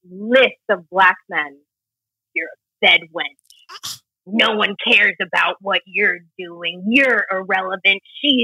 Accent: Fort Myers, Florida, United States; I'm from Lee County.

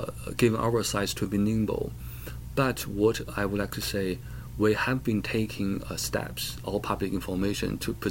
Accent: China; now in United States; I was born in China.

